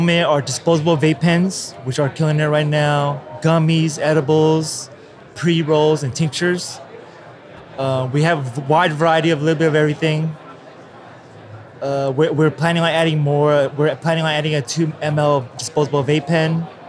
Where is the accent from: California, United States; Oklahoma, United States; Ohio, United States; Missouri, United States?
California, United States; the Bay Area; moved away as an adult; now in Los Angeles, United States; I grew up in the Bay.